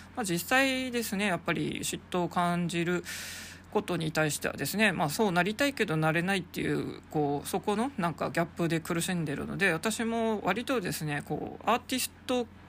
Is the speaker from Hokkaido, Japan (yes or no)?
yes; Sapporo, Hokkaido, Japan; moved away as an adult; also born or lived in Saitama; 札幌生まれの札幌育ちの私